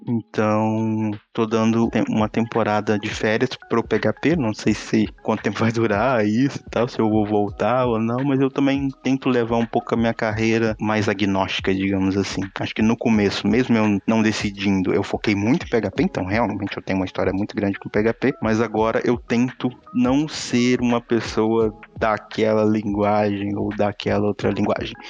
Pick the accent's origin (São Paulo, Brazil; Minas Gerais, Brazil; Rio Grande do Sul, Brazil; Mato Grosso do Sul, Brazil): Minas Gerais, Brazil; moved away as an adult; now in Portugal; moro aqui em Portugal tem 3 anos e meio, mas eu sou original de Minas Gerais